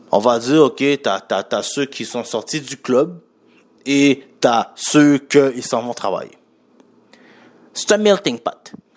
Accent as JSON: {"language": "French", "town": "Montreal", "region": "Quebec", "country": "Canada", "said": "je viens de Montréal, pas de la France"}